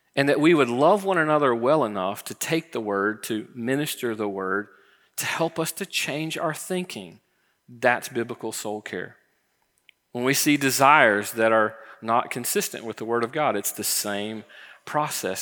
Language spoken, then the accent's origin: English; Florida, United States; I grew up in Florida